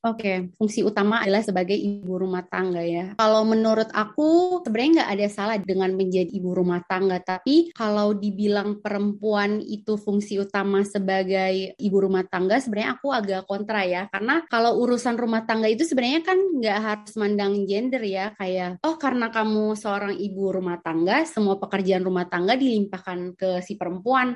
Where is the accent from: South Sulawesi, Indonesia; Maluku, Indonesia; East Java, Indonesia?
Maluku, Indonesia; Ambon; now in Jakarta, Indonesia; aku asalnya dari Ambon tapi sekarang lagi stay di Jakarta